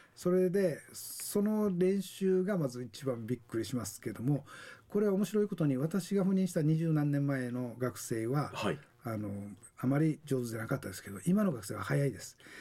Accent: Naha, Okinawa, Japan; moved away as an adult; also born or lived in Taiwan / Hawaii; 那覇首里に生まれまして常西小学校首里中

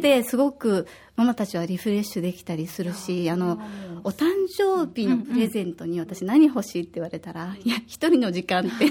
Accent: Osaka, Japan; now in Okinawa, Japan; 私は大阪出身で

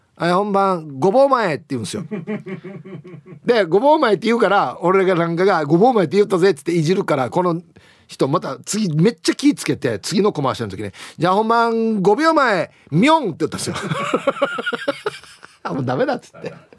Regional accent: Okinawa, Japan; born or raised there

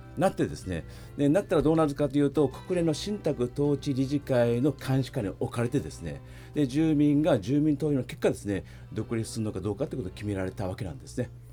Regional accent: Ishigaki, Okinawa, Japan; moved away as an adult; also born or lived in Naha / Palau / Guam; 私は石垣島で生まれましたけど

